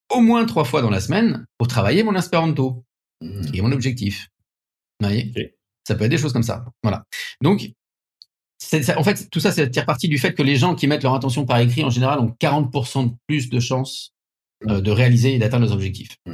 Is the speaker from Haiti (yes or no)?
no; France; accent: French; mon accent français